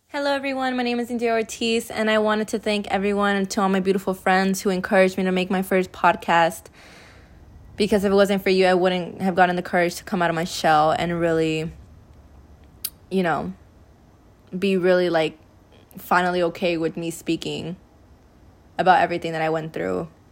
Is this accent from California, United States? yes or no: yes; California, United States; I was born and raised here in California